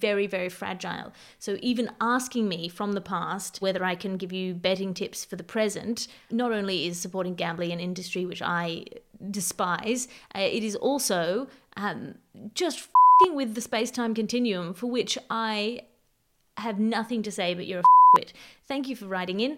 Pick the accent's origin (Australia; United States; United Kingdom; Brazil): Australia; I'm Australian